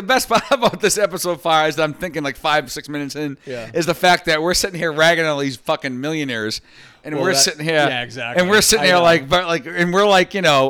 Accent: England, United Kingdom; I'm English.

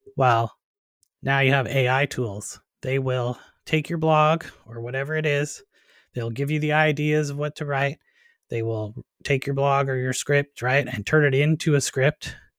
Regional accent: Canada; moved away as an adult; also born or lived in United States / Nova Scotia; I'm originally a Canadian as well

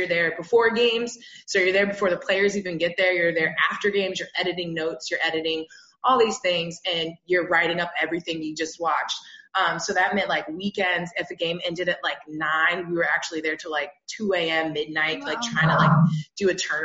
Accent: Florida, United States; moved away as an adult; now in Chicago, United States; I was born and raised in Florida

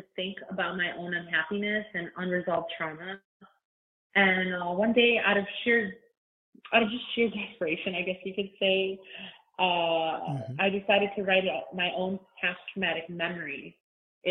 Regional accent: Chicago, Illinois, United States; I'm from Chicago

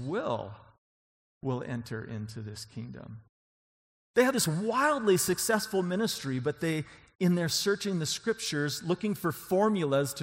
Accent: on the Idaho border, Washington, United States; now in Colorado, United States; I'm from Washington State, right on the Idaho border.

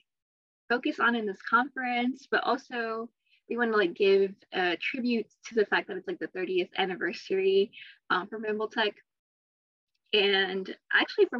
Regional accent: Akron, Ohio, United States; I'm from Akron

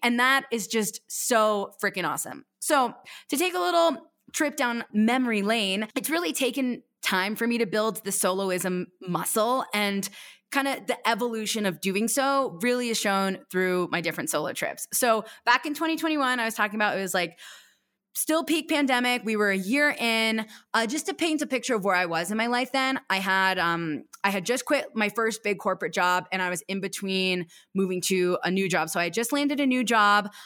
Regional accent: East Coast, United States; I grew up racing on the East Coast for Stratton Mountain

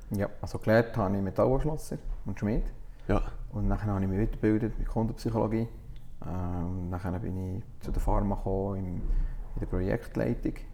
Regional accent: Italy; als Italiener habe ich mit dem ein aufgewachsen, mit Kaffee und so.

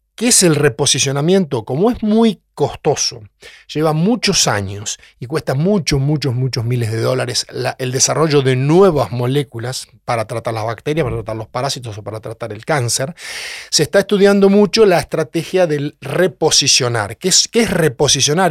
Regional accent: Orense, Buenos Aires Province, Argentina; moved away as an adult; also born or lived in La Plata / Canada; now in Tandil, Argentina; yo soy oriundo de Orense, en el Partido de Tres Arroyos, me crié en el campo

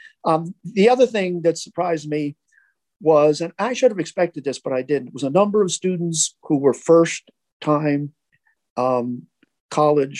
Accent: New England, United States; I was born and raised in New England

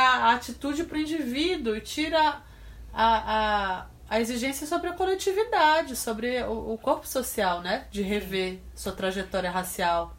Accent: Pará, Brazil; no Pará, que é de onde eu venho

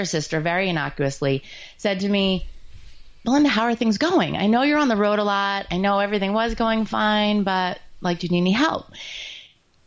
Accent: New York, United States; I'm Jewish and from New York

